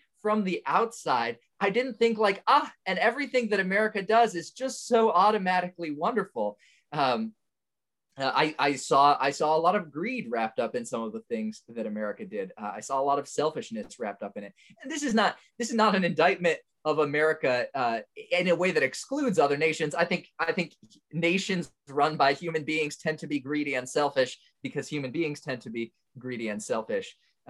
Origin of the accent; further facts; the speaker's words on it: Indonesia; moved away as an adult; now in United States; I was born in the United States, but I actually grew up overseas in Indonesia. My family moved there when I was 3, and then I came back to the States when I was 18 for college.